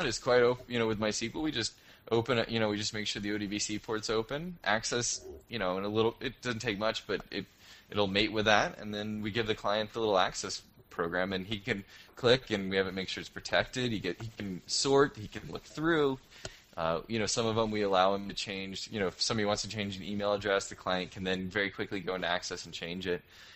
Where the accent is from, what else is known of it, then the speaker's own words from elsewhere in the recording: United States; moved away as an adult; now in Toronto, Canada; Unspace is the company I work for here in Toronto. It's the reason I'm an American who's stuck up in the cold